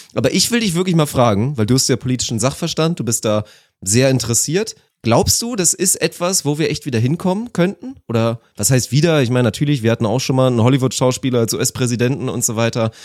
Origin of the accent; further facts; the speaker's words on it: Germany; bei uns in Deutschland